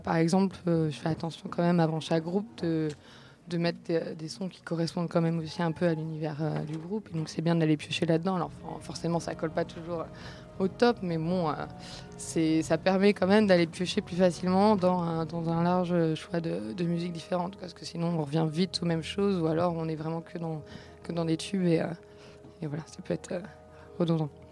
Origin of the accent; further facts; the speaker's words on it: Rennes, Brittany, France; j'ai grandi à Rennes